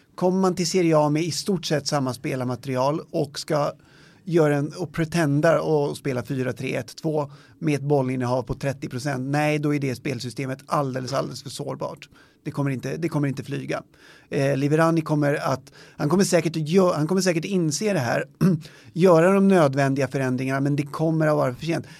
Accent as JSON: {"language": "Swedish", "country": "Sweden", "said": "vi som svenskar"}